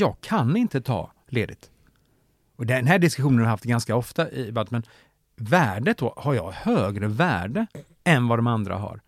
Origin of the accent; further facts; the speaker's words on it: Mora, Dalarna County, Sweden; i Mora där jag är född och uppvuxen